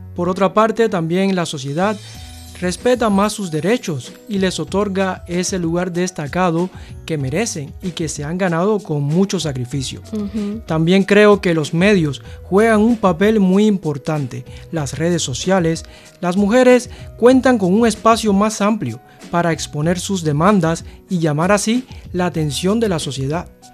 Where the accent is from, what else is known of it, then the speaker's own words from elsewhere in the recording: Cuba; now in China; soy de Cuba